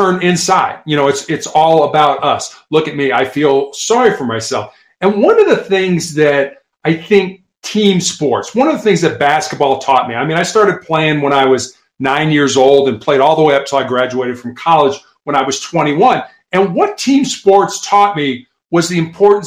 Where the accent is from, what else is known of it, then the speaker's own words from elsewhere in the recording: Midwest, United States; growing up in the Midwest, both of us